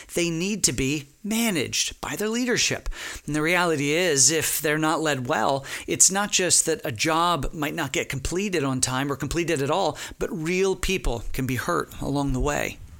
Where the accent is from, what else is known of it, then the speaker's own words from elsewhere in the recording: Texas, United States; I'm from Texas